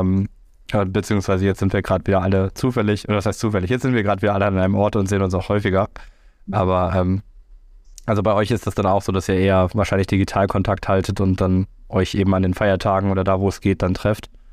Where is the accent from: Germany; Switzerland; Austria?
Germany; Rhineland; ich als Rheinländer feiere tatsächlich sehr, sehr gerne Karneval